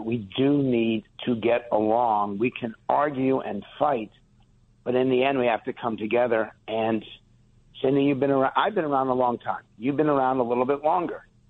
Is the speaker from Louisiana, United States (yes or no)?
no; West Hartford, Connecticut, United States; I was born in West Hartford, Connecticut, 61 years ago